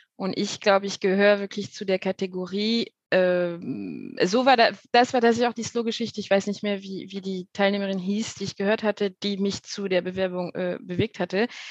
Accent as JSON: {"language": "German", "country": "France", "moved": "yes", "lives_now": "Cologne, Germany", "said": "Ich bin ursprünglich nicht aus Deutschland, ich komme aus Frankreich"}